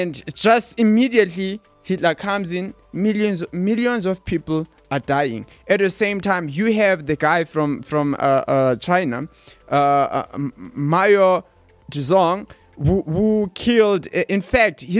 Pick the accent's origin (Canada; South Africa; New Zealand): South Africa; growing up in South Africa